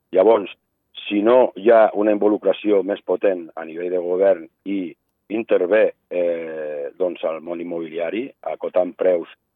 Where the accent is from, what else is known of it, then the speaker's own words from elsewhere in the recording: Andorra; nosaltres, com a andorrans